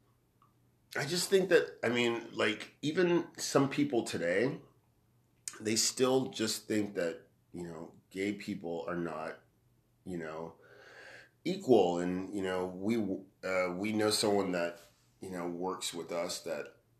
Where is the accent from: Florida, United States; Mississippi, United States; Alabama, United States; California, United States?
California, United States; Bakersfield; I grew up in Bakersfield, so in the 70s and 80s